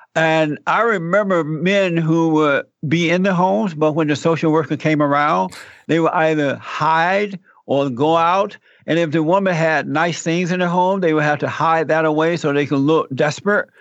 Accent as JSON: {"language": "English", "region": "Alabama", "country": "United States", "tie": "born or raised there", "moved": "yes"}